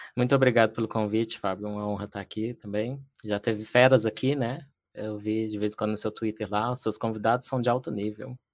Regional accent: Patos de Minas, Minas Gerais, Brazil; also born or lived in Lagamar; eu sou de Minas, sou do interior de Minas, eh, nasci em Patos de Minas

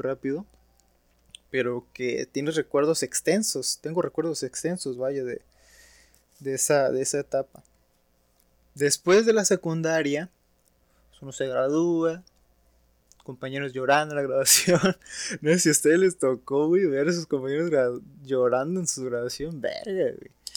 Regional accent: Matamoros, Tamaulipas, Mexico; also born or lived in Ciudad Victoria, Tamaulipas; yo nací en Victoria y me vine acá a Matamoros cuando empecé la mi primaria.

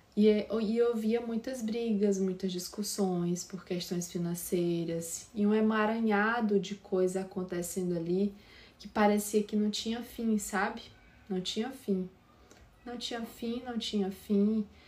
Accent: São Raimundo das Mangabeiras, Maranhão, Brazil; do interior do sul do Maranhão, né? Eu, eu sou de São Raimundo das Mangabeiras, lá do interior

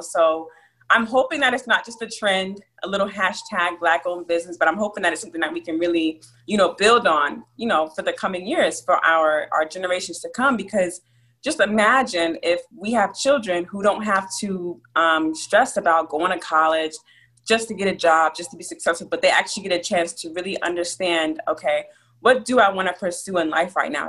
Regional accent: Abilene, Texas, United States; also born or lived in New Jersey; I was born in a small town called Abilene, Texas. And I lived between Texas and New Jersey growing up, so you know I associate myself with both states

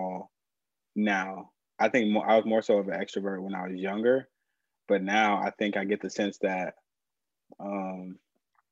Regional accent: Urbana, Illinois, United States; moved away as an adult; now in Chicago, United States; I'm from Urbana, Illinois. Grew up there

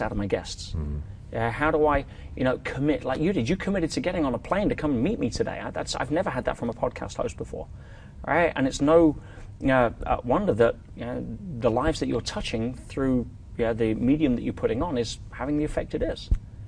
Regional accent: England, United Kingdom; also born or lived in Vancouver, Canada; now in Dubai, United Arab Emirates; living in Dubai as an English person

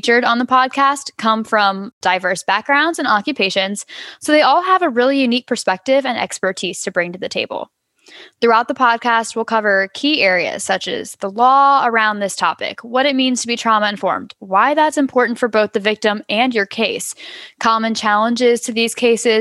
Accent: Louisiana, United States; moved away as an adult; also born or lived in Texas; now in Florida, United States; I'm originally from Louisiana

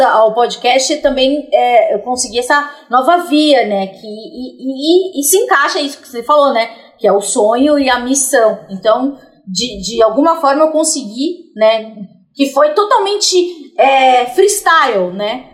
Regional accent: São Paulo, Brazil; sou da periferia de São Paulo

